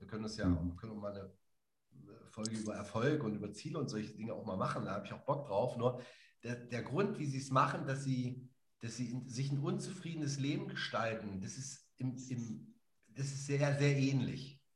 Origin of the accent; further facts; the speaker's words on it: Dessau, Saxony-Anhalt, Germany; da in Zivik aufzuwachsen am Bauhaus